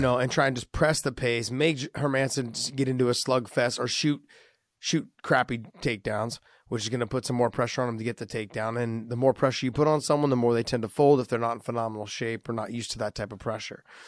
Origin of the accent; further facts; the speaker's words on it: United States; we're from the States